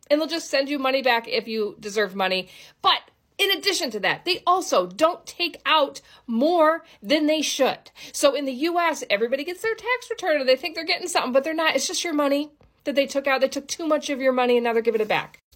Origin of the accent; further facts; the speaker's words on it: United States; now in New Zealand; as an American